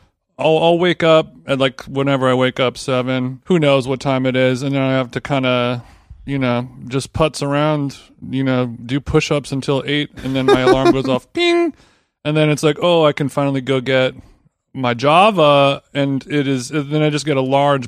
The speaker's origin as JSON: {"language": "English", "town": "Glendale", "region": "California", "country": "United States", "said": "I'm from Glendale"}